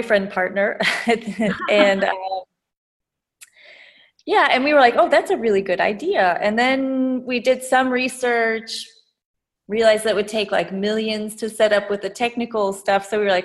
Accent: Midwest, United States; moved away as an adult; also born or lived in California / Vietnam / Berlin, Germany; now in Germany; I'm American, so I was born in the US and grew up in the Midwest

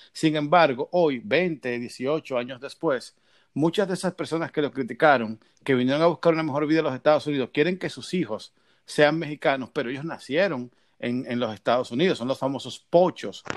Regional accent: Dominican Republic; now in Miami, United States; yo vivo en Miami y soy dominicano

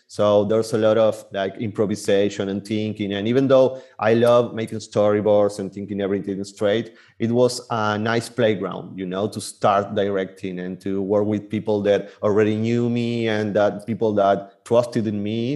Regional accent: Buenos Aires Province, Argentina; now in Buenos Aires, Argentina; I was born and raised in Buenos Aires, Argentina

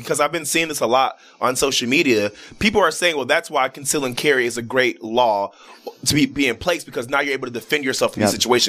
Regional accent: Chicago, Illinois, United States; Yeah, I'm from Chicago

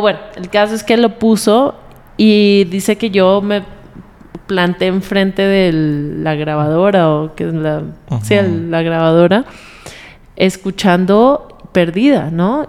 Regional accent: Colombia; moved away as an adult; also born or lived in United States / Bolivia; now in Mexico; yo crecí en Colombia

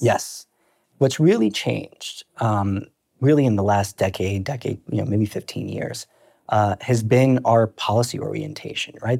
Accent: New York City, New York, United States; also born or lived in Brooklyn / Long Island; I'm originally born and raised in New York.

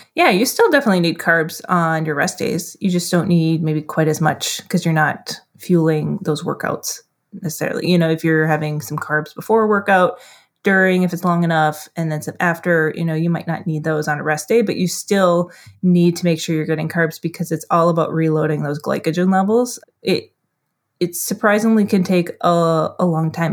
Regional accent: Duluth, Minnesota, United States; That's in my hometown here

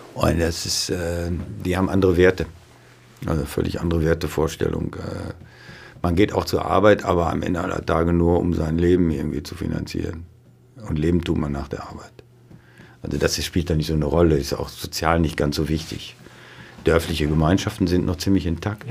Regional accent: on the Lippe, 20 km from Dortmund, North Rhine-Westphalia, Germany; da, wo ich aufgewachsen bin, das ist 20 Kilometer von, von da, wir werden an der Lippe 20 Kilometer von Dortmund ja. entfernt.

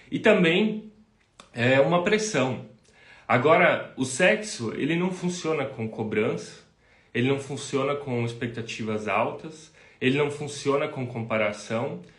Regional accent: Rio dos Cedros, Santa Catarina, Brazil; nós somos aqui do sul do Brasil, de Santa Catarina, uma cidadezinha chamada Rio dos Cedros, é do lado de Blumenau, talvez muitos não conheçam ainda.

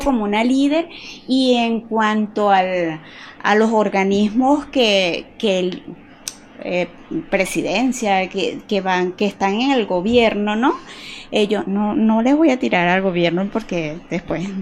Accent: Yaracuy, Venezuela; moved away as an adult; also born or lived in Barquisimeto, Lara, Venezuela; now in Cali, Colombia; yo nací en Lara, en Barquisimeto, es, ahí es la tierra del Tamunangue. Ah. Lo que pasa es que yo nací ahí pequeñita, me llevaron al lado a Yaracuy

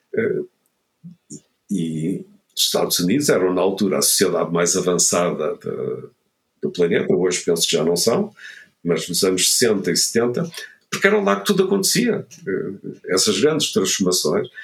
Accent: Vila do Conde, Norte, Portugal; moved away; eu sou do Norte, eu cresci em Vila de Conde

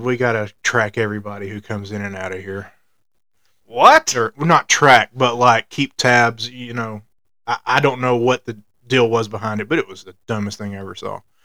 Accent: Alabama, United States; I grew up on the Braves like everybody else in the state of Alabama

